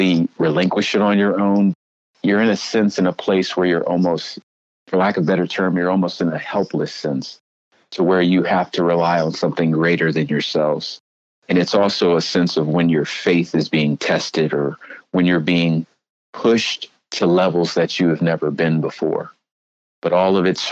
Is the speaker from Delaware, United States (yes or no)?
yes; Felton, Delaware, United States; moved away as an adult; now in Bridgeport, United States; Originally, I'm from Felton, Delaware. It's a small town in Delaware.